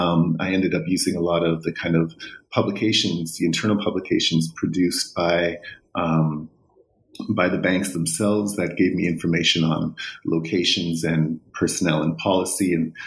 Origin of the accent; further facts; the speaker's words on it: Vancouver, British Columbia, Canada; Before that, I was raised in Vancouver, went to Simon Fraser University there